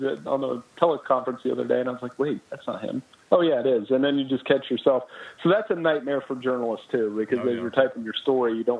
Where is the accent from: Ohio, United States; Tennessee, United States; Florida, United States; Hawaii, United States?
Ohio, United States; I'm from Ohio